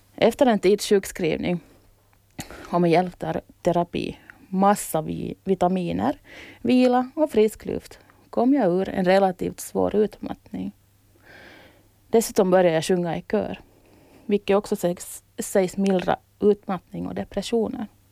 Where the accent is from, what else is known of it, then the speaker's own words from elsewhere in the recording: Kauniainen, Uusimaa, Finland; moved away as an adult; now in Åland, Finland; Jag föddes i Grankulla, en stad 15 kilometer utanför Helsingfors